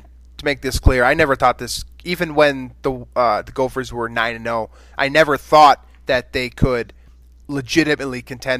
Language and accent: English; Minnesota, United States; I'm from Minnesota